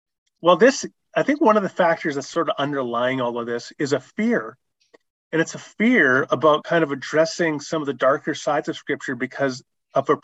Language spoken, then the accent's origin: English; Canada; I'm a Canadian.